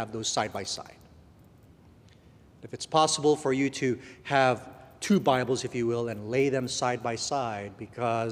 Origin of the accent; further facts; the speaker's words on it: Guam; moved away; I was born in Guam, and my parents had me when they were teenagers